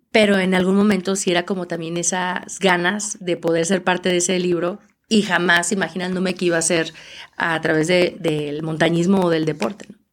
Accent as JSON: {"language": "Spanish", "region": "Aguascalientes", "country": "Mexico", "said": "yo soy de Aguascalientes donde no hay montañas"}